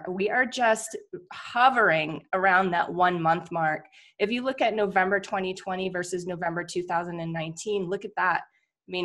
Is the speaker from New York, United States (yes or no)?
no; New Hampshire, United States; now in Phoenix, United States; Matt and I come from New Hampshire